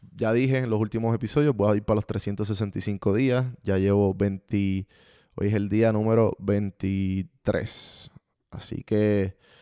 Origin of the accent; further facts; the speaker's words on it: Puerto Rico; como los puertorriqueños decimos